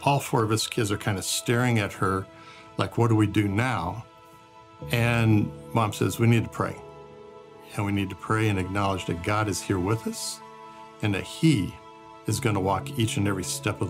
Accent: Brazil; I grew up in Brazil, where my parents were missionaries, and it was a wonderful experience.

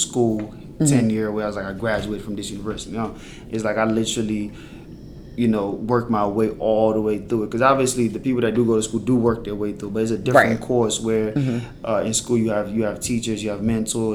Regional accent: PG, DC area, Maryland, United States; born or raised there; also born or lived in Sierra Leone

